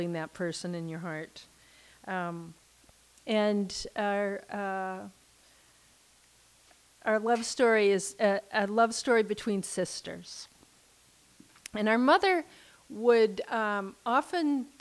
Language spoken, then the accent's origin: English; Southern California, United States; growing up in Southern California, we were accustomed to long drives